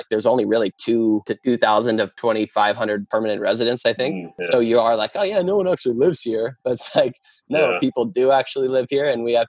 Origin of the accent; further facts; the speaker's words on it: Canada; people literally think you're American and are kind of standoffish, and then find out you're Canadian and are super kind.